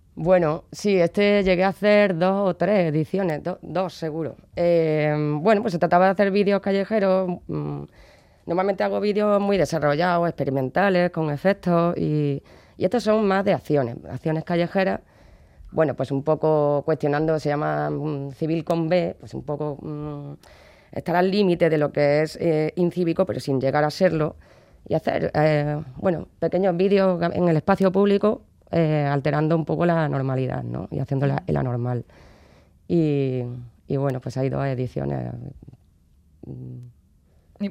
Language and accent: Spanish; Córdoba, Andalusia, Spain; yo soy de Córdoba y eso, allí hay una tradición que es la Cruz de Mayo, y yo veía que los niños del barrio del lado hacían